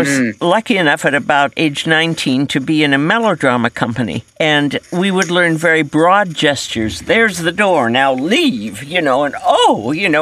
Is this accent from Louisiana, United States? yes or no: no; Denver, Colorado, United States; I was born and raised in Denver, Colorado